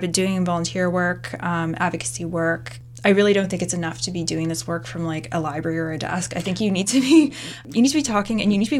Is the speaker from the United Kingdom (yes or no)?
yes; South East England, United Kingdom; I grew up in Surrey, you know, which has a certain, I don't know if you've heard about the reputation of Surrey.